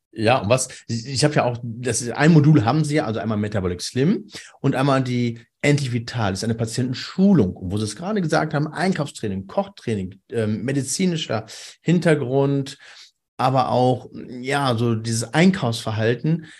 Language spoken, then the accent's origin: German; Cologne, North Rhine-Westphalia, Germany; wir sind ja aus dem Kölner, Kölner Raum